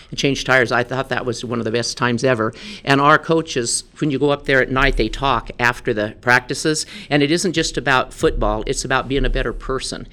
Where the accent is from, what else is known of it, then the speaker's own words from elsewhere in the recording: Dayton, Wyoming, United States; I grew up in Dayton, Wyoming, so I'm a Tongue River Eagle.